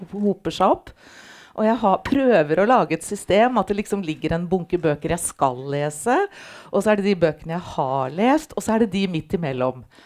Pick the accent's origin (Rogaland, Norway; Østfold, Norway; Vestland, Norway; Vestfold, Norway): Østfold, Norway; Halden; Og jeg er da ikke fra Oslo, jeg er fra Halden, fra Østfold.